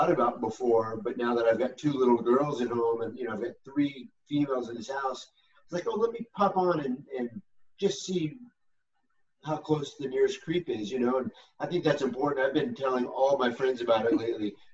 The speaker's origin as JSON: {"language": "English", "country": "United States", "said": "I'm still as American as it can get, and the fact that I, rem, I, remind myself why we're supposed to be proud Americans"}